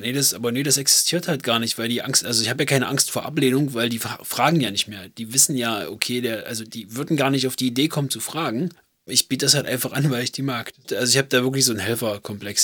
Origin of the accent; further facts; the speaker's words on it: Germany; bei uns in Deutschland